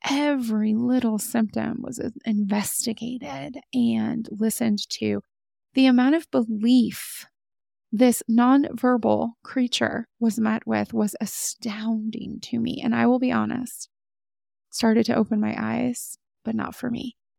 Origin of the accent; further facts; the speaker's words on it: United States; As an American